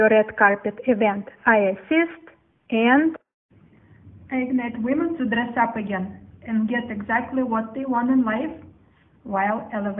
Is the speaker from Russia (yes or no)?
yes; Russia; also born or lived in Soviet Union; now in California, United States; is here, fashion designer from California, born and raised in Russia